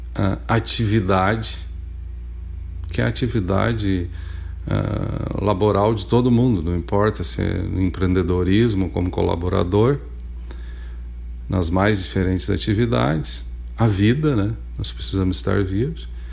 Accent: Santo Antônio da Patrulha, Rio Grande do Sul, Brazil; A gente é patrulhense, gaúcho, mas a gente é brasileiro

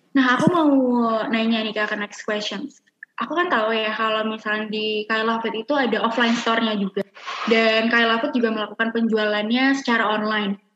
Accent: Jakarta, Indonesia; Karena emang aku juga sebagai orang Jakarta, aku kan juga suka makan seblak ya kak.

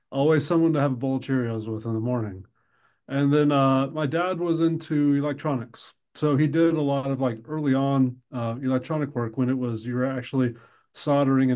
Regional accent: Hays, Kansas, United States; moved away as an adult; also born or lived in Connecticut; I grew up in Hayes, Kansas

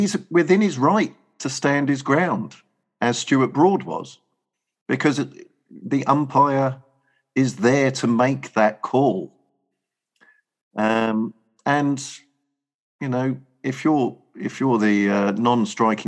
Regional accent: England, United Kingdom

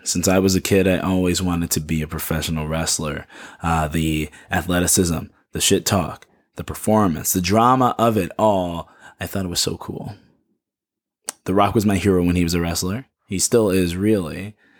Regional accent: Chicago, Illinois, United States; Chicago, which is my hometown

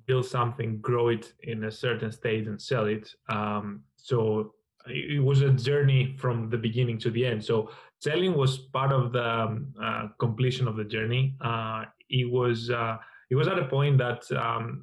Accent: Greece; moved away; also born or lived in London; I'm from Greece originally. I spent a lot of my time in London

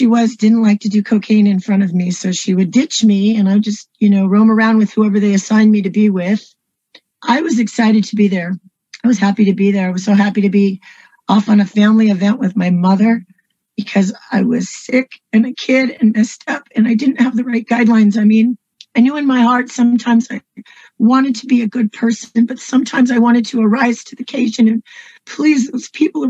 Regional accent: San Francisco, California, United States; I was born in San Francisco, California, USA

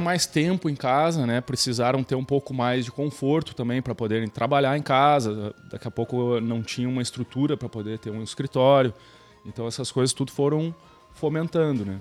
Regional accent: Porto Alegre, Rio Grande do Sul, Brazil; moved away; also born or lived in Florianópolis; Eu venho de Porto Alegre, trabalhei bastante tempo em Florianópolis

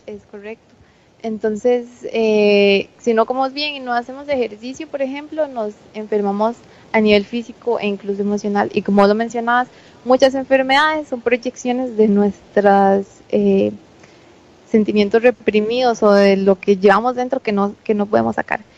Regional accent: Costa Rica; nuestra alimentación tradicional como costarricenses

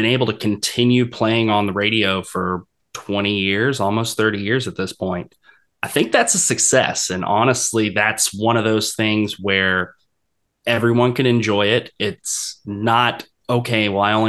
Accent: Jacksonville, Florida, United States; I'm from Jacksonville

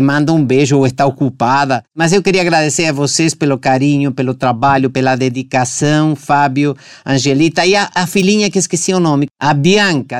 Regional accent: Argentina; now in Brazil; Argentina, da minha terra

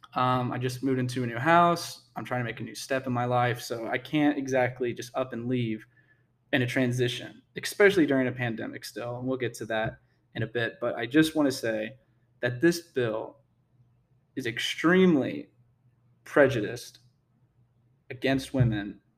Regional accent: Texas, United States; I am from Texas

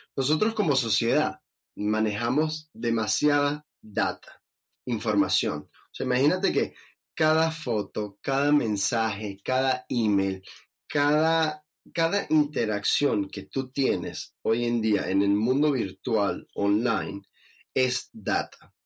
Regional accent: Venezuela; siendo venezolano

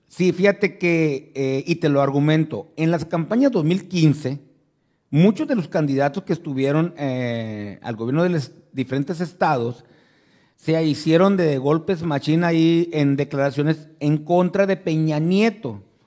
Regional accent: Ciudad Obregón, Sonora, Mexico; la ciudad de Obregón, Sonora, mi tierra querida de amor

